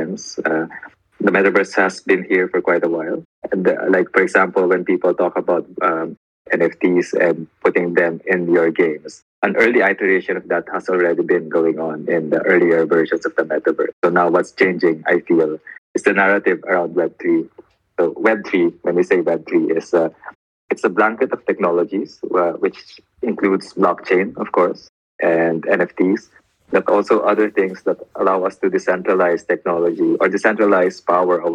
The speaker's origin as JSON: {"language": "English", "town": "Manila", "region": "Metro Manila", "country": "Philippines", "said": "I come from Manila"}